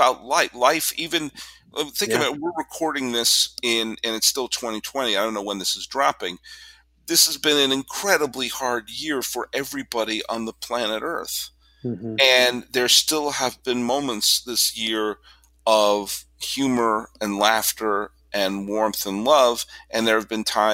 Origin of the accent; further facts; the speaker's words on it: Massachusetts, United States; Harold Russell grew up in the next town over from me that I grew up in Massachusetts